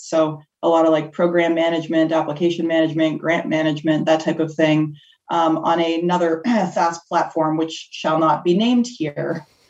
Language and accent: English; Toronto, Ontario, Canada; now in Chicago, United States; I always tell people the most important thing about me is that I'm a Canadian. So apologies for the about that will come throughout this podcast. I grew up in Toronto, but I actually live in Chicago now.